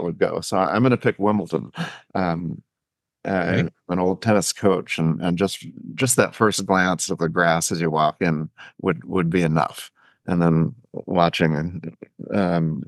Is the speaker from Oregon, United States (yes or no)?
yes; Eugene, Oregon, United States; I grew up in Eugene, Oregon